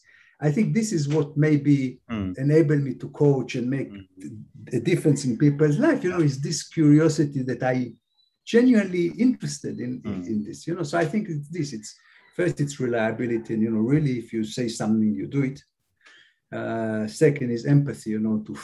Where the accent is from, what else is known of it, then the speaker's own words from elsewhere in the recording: Israel; English is a second language; moved away as an adult; also born or lived in Cambridge, United Kingdom; now in Philippines; from the kibbutz to this. I couldn't speak English.